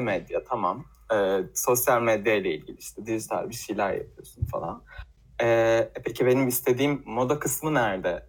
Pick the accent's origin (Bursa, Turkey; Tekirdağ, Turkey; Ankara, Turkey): Tekirdağ, Turkey; moved away as an adult; now in Istanbul, Turkey